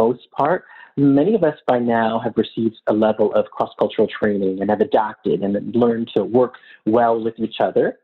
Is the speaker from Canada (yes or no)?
yes; Canada; as a Canadian